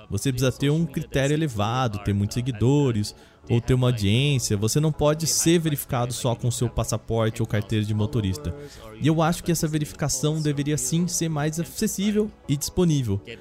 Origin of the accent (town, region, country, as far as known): Brazil